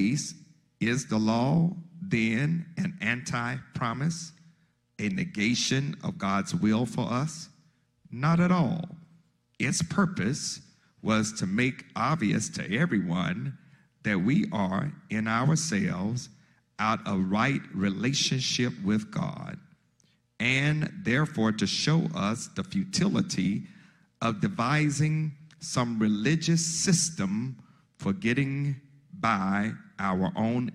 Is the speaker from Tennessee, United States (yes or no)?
no; Mississippi, United States; also born or lived in Chicago, Illinois; I'm from Mississippi, I was born in Chicago, Illinois, in Cook County Hospital. And we stayed there until I was about 8, 9 years old. And then we moved from Chicago back to Mississippi, my mother's hometown